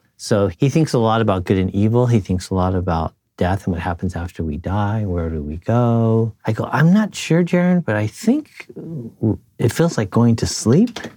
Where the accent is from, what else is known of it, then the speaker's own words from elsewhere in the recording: United States; I'm a third generation Japanese American.